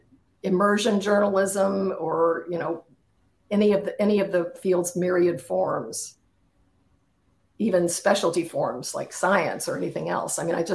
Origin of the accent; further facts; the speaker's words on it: Kansas City, Missouri, United States; moved away; I come from Kansas City, so, you know, it's an area of the world I know.